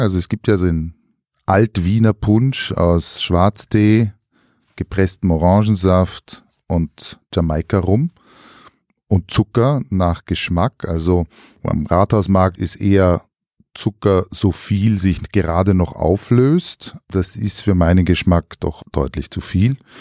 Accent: Styria, Austria; in meiner Kindheit noch in der Steiermark

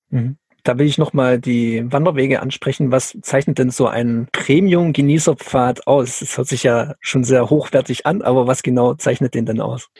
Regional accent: Schiltach, Baden-Württemberg, Germany; Schiltach, also meine Heimatstadt

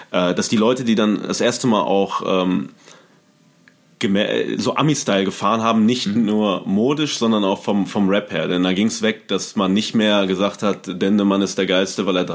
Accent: Paderborn, North Rhine-Westphalia, Germany; moved away; Ich kannte die noch damals aus Paderborn, einer mhm. Hip-Hop-Hochburg zu der Zeit, wo ich herkomme

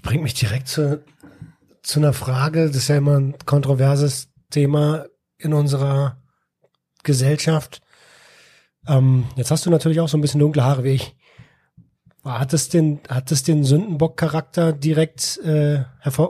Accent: Berlin, Germany; ich als ähm, als ja Berliner Stadtkind

